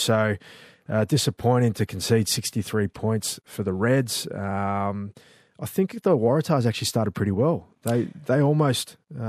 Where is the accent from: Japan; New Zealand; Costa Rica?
New Zealand; born there; accent: Australian; I know I've got an Aussie accent, but I was born in New Zealand and I'm still